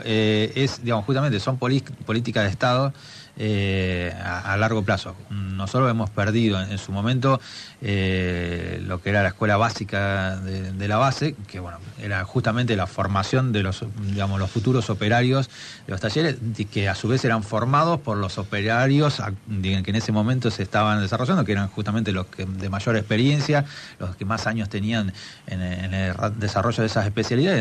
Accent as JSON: {"language": "Spanish", "region": "Buenos Aires Province", "country": "Argentina", "said": "como argentinos"}